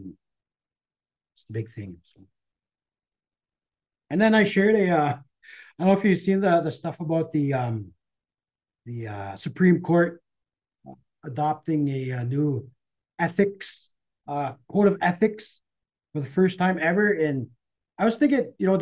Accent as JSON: {"language": "English", "town": "Red Lake", "region": "Minnesota", "country": "United States", "tie": "born or raised there", "said": "growing up around Red Lake"}